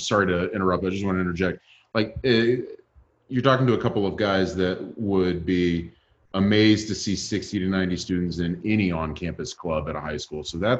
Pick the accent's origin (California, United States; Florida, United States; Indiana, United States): Florida, United States; Tampa; my hometown, Tampa Bay, Florida area